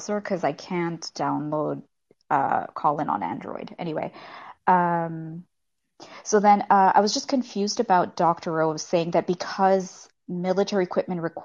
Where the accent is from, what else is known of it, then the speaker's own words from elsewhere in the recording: Canada; now in Toronto, Canada; I'm Canadian